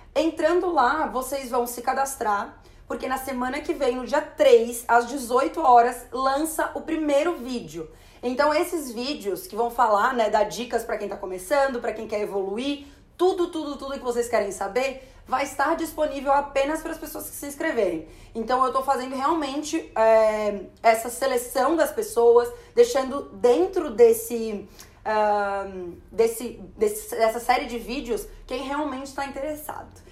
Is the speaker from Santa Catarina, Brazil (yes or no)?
yes; Florianópolis, Santa Catarina, Brazil; a gente é de Florianópolis